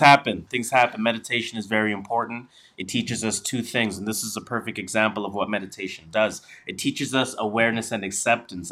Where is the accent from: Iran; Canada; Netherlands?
Canada; we are Canadian